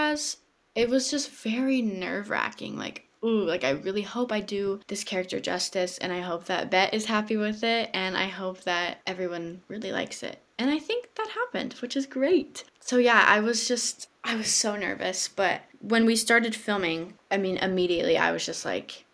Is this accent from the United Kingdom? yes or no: no; Texas, United States; doing community theater in my hometown in Texas